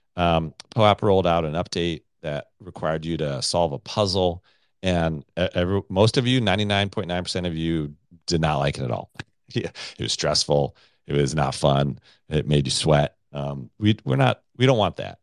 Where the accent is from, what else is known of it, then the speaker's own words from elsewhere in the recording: United States; I'm American